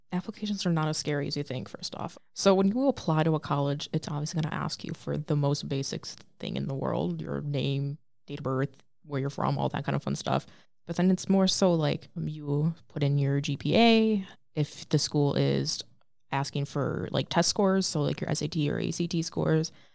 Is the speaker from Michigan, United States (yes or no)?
yes; Lake Orion, Michigan, United States; I'm from Lake Orion, Michigan